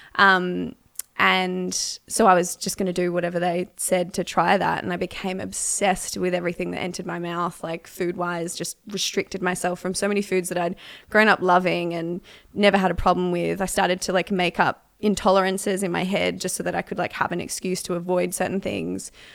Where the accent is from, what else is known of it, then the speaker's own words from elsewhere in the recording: Melbourne, Victoria, Australia; I grew up in Melbourne, Australia